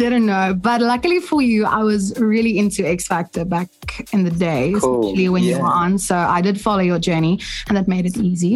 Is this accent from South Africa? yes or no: yes; South Africa; we are from South Africa